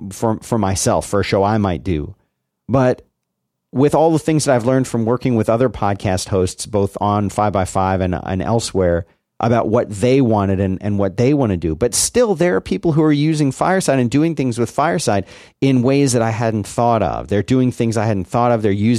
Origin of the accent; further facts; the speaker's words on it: Philadelphia, Pennsylvania, United States; But the yeah, but there are people like where I grew up in Philly. A barbecue just meant hot dogs and burgers on a grill.